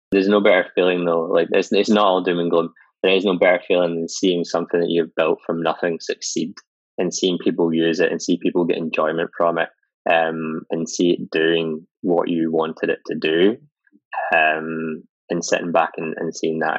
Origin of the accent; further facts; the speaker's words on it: Scotland, United Kingdom; being Scottish